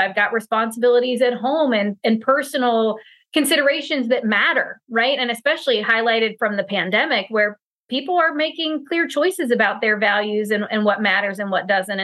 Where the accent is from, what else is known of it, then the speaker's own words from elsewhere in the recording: Pennsylvania, United States; I'm from Pennsylvania.